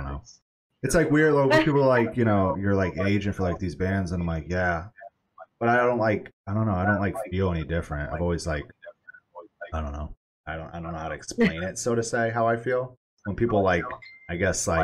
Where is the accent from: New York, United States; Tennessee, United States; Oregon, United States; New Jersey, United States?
New York, United States; moved away; I'm from New York originally